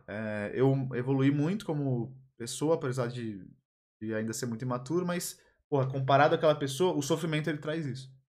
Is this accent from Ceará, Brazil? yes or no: no; Belo Jardim, Pernambuco, Brazil; now in São Paulo, Brazil; Eu sou lá do interior de Pernambuco, né? lá em Belo Jardim.